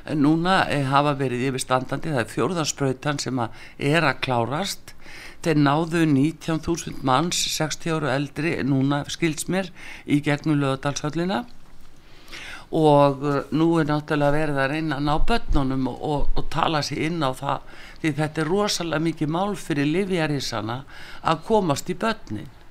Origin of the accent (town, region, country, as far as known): Iceland